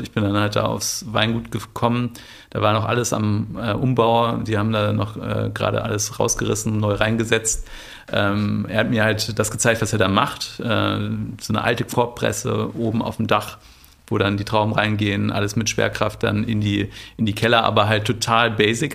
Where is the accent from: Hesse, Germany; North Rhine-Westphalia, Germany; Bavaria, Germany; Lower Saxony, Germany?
North Rhine-Westphalia, Germany; Bielefeld; Ich komme aus Bielefeld ursprünglich